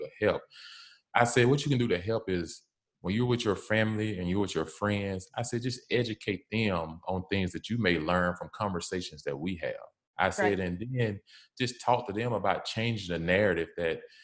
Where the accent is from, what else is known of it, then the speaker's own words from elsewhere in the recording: the South, United States; I'm from the South